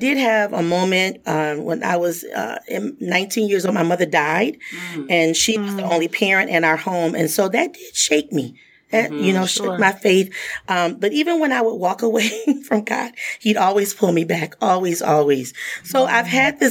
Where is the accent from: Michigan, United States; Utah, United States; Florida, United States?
Michigan, United States; Muskegon Heights; I grew up in Muskegon Heights, Michigan, small African-American community.